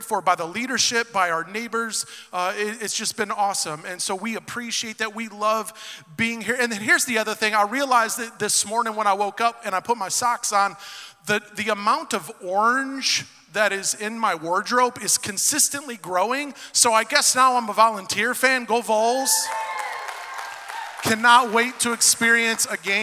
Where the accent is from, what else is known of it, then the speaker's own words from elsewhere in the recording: Detroit, Michigan, United States; moved away as an adult; now in Knoxville, United States; I was born and raised in Southwest Detroit.